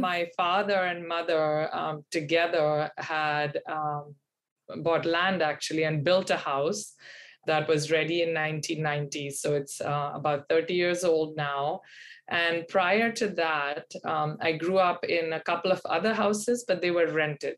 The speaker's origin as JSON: {"language": "English", "town": "Pune", "region": "Maharashtra", "country": "India", "tie": "born or raised there", "moved": "as an adult", "lives_now": "Boston, United States", "said": "I grew up in India in um, a city that's on the western um, side of the country, um, central west, about three hours from Bombay, called Pune"}